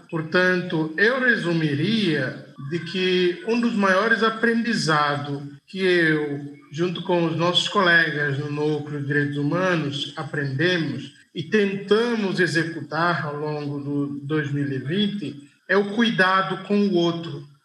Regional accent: Guinea-Bissau; na minha terra, Guiné-Bissau

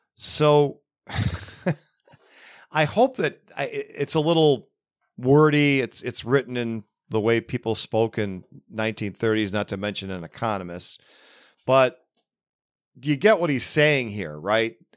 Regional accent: Buffalo, New York, United States; right here in my hometown of Buffalo, New York, although I, I live safely forty-five minutes northeast of it

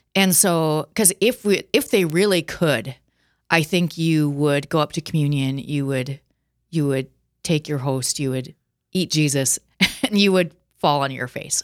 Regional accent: Watertown, South Dakota, United States; I'm from Watertown, Castlewood area originally.

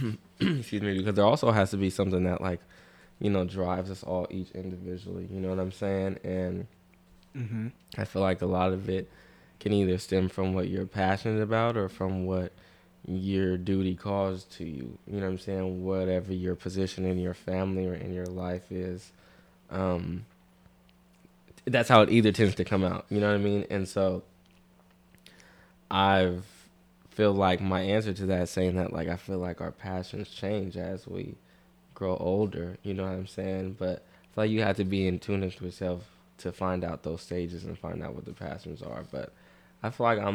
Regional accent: Vallejo, California, United States; I'm from Vallejo. I'm 23.

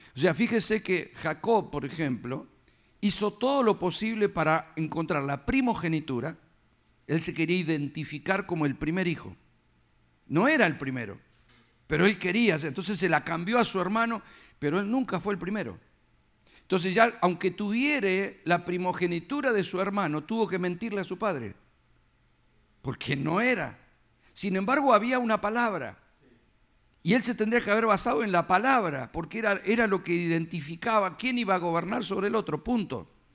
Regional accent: Argentina; now in United States; nací, ya era bebito, me llevaron a hacer el documento. Firmado, acá está. Ya, porque nací ahí

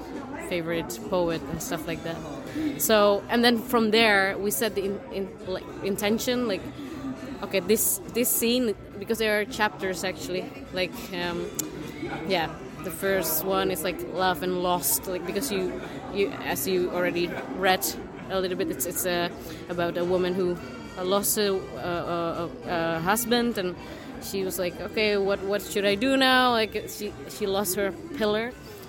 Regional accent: Indonesia; English is a second language; And for example, I'm from Indonesia as well. So in this sense, it's really like my story, but it's different, you know?

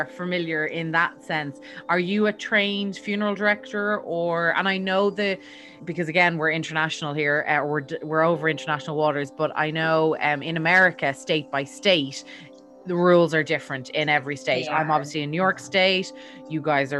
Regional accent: Ireland; now in United States; my home country of Ireland

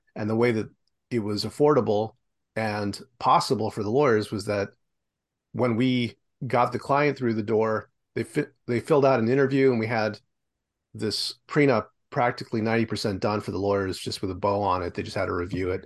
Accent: Los Angeles, California, United States; moved away as an adult; now in Vancouver, Canada; I'm originally from Los Angeles. I live in Vancouver now

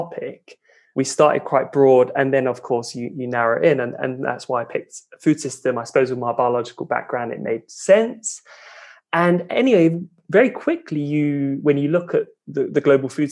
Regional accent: London, United Kingdom; moved away as an adult; also born or lived in Edinburgh, Scotland; now in Denmark; I grew up in London, just in the suburbs

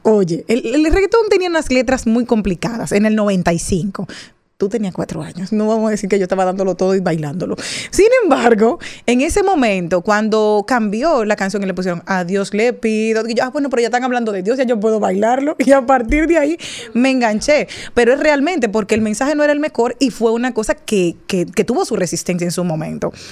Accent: Dominican Republic; nosotros los dominicanos

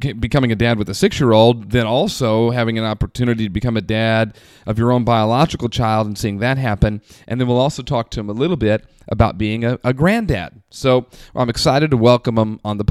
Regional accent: Indianapolis, Indiana, United States; also born or lived in Southern California; I was born in Southern California. My mom was married, and I was born. And when I turned three, my mom and my biological father got divorced. And we moved back to where my mom is from, which is Indianapolis.

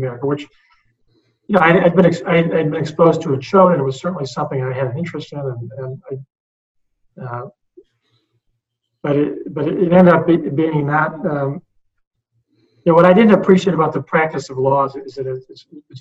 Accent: United States

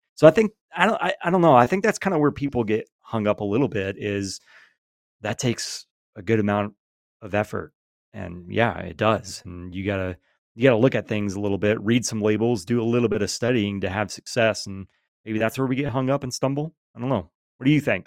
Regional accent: Georgia, United States; born and raised in Georgia

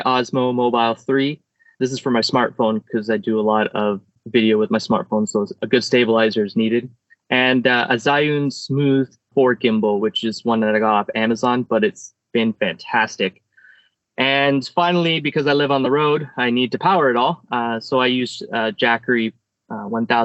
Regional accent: Canada; I'm a photographer from Canada

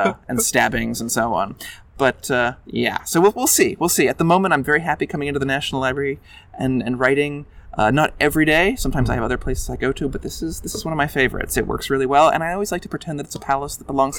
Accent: Canberra, Australian Capital Territory, Australia; I grew up in Canberra, accent notwithstanding. You know, my parents are American, but I was Garen primary boy, Canberra grammar boy, and I've been in Canberra for most of my life

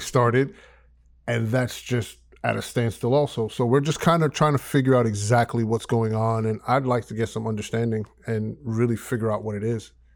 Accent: New York, United States; moved away as an adult; now in Georgia, United States; We moved from New York. to Georgia

